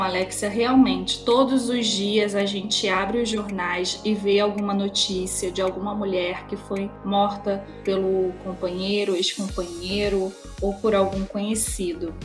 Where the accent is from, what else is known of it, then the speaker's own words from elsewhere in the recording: São Luís, Maranhão, Brazil; now in Rio de Janeiro, Brazil; moro no Rio de Janeiro, mas sou natural de São Luís, no Maranhão